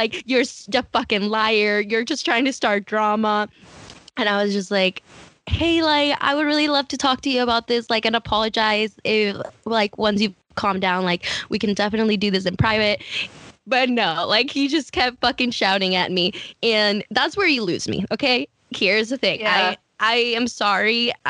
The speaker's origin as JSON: {"language": "English", "town": "Mercer Island", "region": "Washington", "country": "United States", "said": "and I work at Amazon and I'm from Mercer Island."}